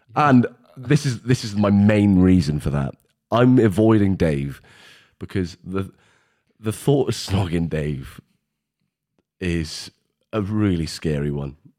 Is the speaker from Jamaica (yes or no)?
no; Welsh, Wales, United Kingdom; We're Welsh, we're about twenty years back.